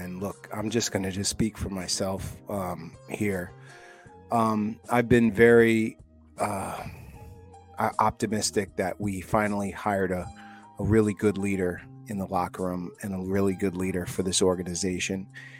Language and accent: English; New York, United States; we're New Yorkers, bro. We're not from San Francisco or Detroit, bro.